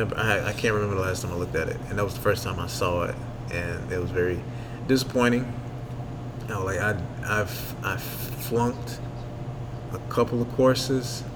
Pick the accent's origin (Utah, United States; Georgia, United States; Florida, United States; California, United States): Georgia, United States; Thomson; also born or lived in Blytheville, Arkansas / Warrenton, Georgia; Went to high school, middle school, and Thompson, Georgia. And from preschool to third or fourth grade, I was in Warrenton, Georgia